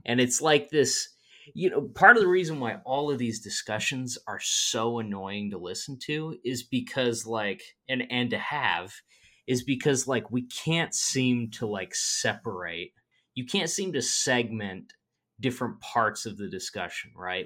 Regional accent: Midwest, United States; I'm from the Midwest

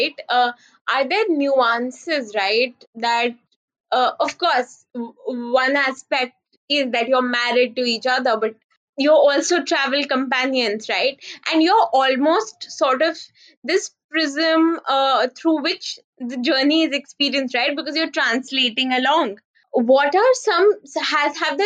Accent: India

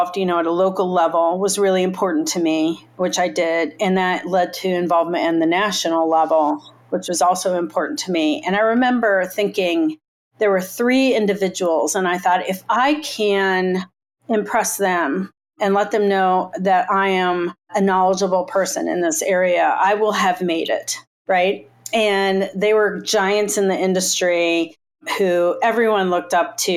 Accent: Indiana, United States; I grew up in Indiana

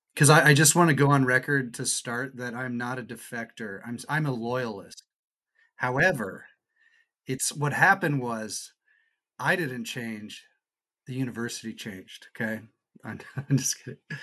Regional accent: Irvine, California, United States; I grew up in Irvine, Orange County

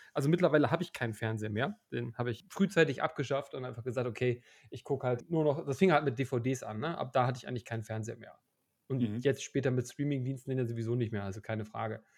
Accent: Hamburg, Germany; now in Leipzig, Germany; Ich, ich komme ja nicht, nicht, nicht uh, ursprünglich von hier, wie man vielleicht auch hört. Ähm, ja. Bin ja eigentlich aus Hamburg

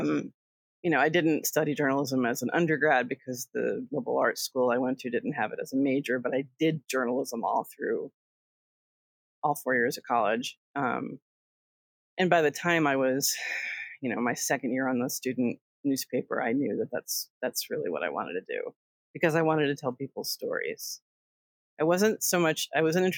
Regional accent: Connecticut, United States; I grew up in Connecticut

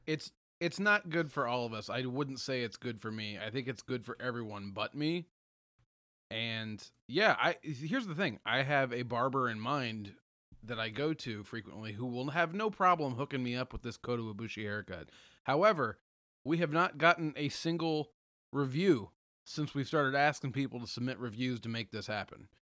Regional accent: United States; I'm an American

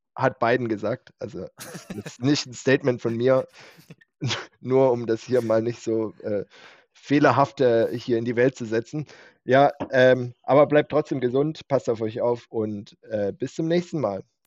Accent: Winterbach, Germany; Winterbacher Junge.

